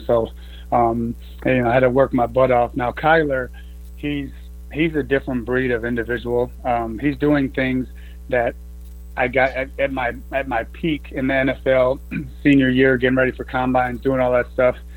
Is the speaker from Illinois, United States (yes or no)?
yes; Chicago, Illinois, United States; moved away; I'm from Illinois, Chicago area